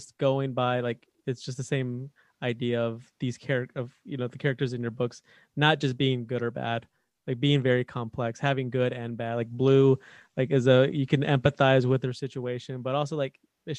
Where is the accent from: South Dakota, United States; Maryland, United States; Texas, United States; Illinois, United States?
Texas, United States; We're both from Texas.